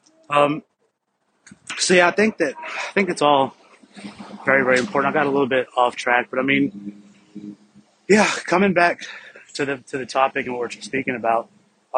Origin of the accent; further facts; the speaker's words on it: Deep South, United States; growing up as a minority Indian in the deep south in the United States of America